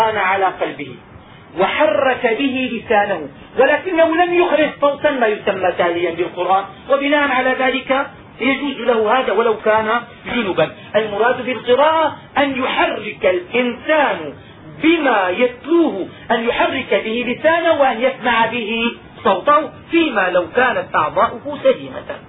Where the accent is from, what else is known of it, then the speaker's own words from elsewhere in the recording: Damascus, Damascus Governorate, Syria; وعندنا في دمشق